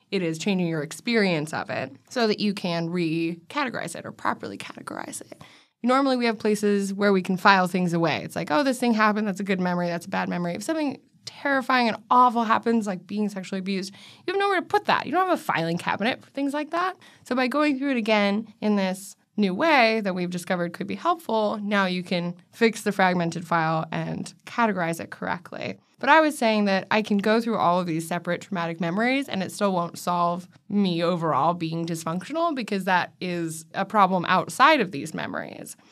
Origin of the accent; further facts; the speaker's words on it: Washington, United States; I grew up in Washington